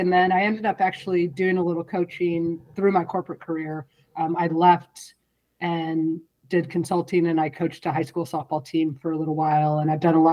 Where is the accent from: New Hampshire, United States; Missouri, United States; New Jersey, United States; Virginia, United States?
Missouri, United States; St. Louis; moved away as an adult; also born or lived in Chicago / Southern California; now in California, United States; I grew up in St. Louis, and so I was born and raised until I was 18.